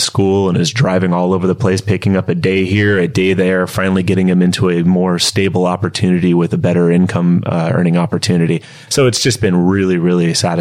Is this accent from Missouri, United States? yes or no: yes; Kansas City, Missouri, United States; moved away as an adult; now in Southern California, United States; I'm originally from the Kansas area. Grew up in Kansas City.